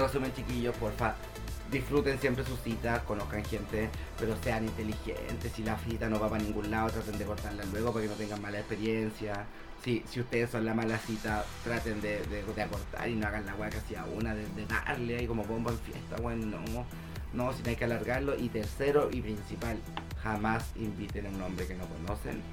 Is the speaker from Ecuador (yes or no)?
no; Santiago, Santiago Metropolitan Region, Chile; nosotros somos de Santiago